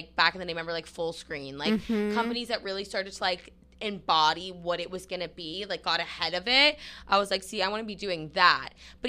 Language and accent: English; New Hampshire, United States; I'm from Nashville, New Hampshire.